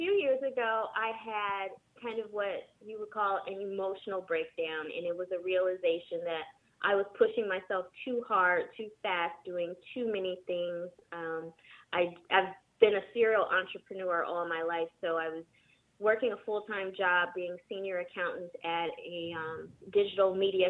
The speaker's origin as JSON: {"language": "English", "town": "San Jose", "region": "California", "country": "United States", "also_born_or_lived": "Michigan", "lives_now": "Los Angeles, United States", "said": "Originally, I'm from San Jose, California. I moved to L.A. about 7 years ago from Michigan."}